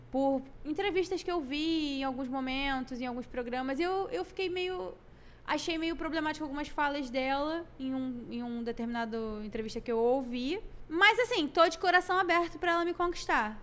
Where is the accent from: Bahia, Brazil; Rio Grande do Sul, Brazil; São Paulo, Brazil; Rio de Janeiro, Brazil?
Bahia, Brazil; Salvador; lá de Salvador, minha terra amada que eu amo